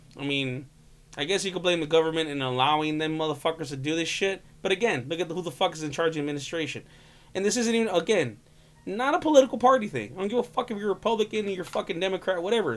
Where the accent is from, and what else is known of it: California, United States